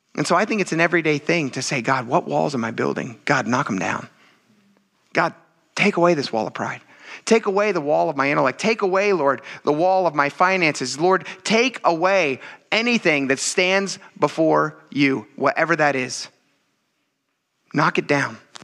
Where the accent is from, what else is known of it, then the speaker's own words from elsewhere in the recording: Pennsylvania, United States; also born or lived in western United States; now in New England, United States; I grew up in Pennsylvania